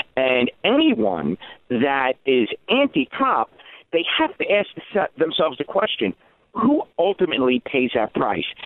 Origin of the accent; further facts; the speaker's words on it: New York City, New York, United States; I grew up in the Bronx, uh, high crime area